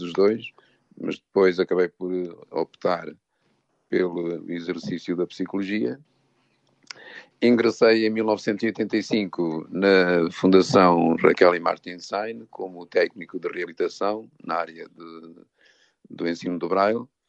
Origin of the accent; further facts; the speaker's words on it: São João da Pesqueira, Norte, Portugal; now in Lisbon, Portugal; nasci em Ervedosa do Douro, o conselho é que é São João da Pesqueira